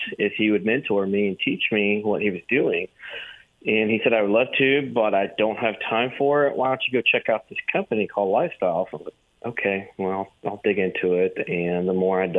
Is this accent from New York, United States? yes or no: no; Tyler, Texas, United States; born or raised there; also born or lived in Dallas, Texas